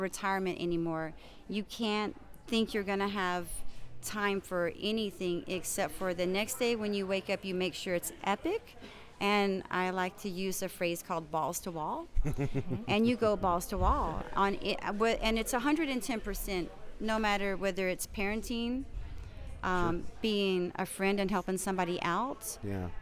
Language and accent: English; Dallas, Texas, United States; I'm from Dallas, Texas, Mesquite area